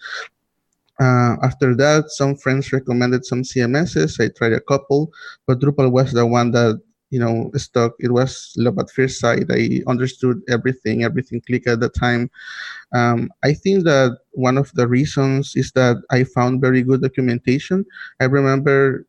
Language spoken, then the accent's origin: English; Nicaragua; I am from Nicaragua.